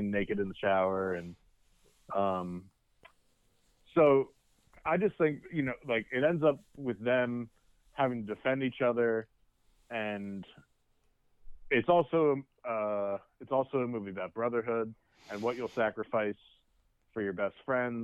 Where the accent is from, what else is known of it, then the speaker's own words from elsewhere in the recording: Bucks County, Pennsylvania, United States; not that we grew up here in Bucks County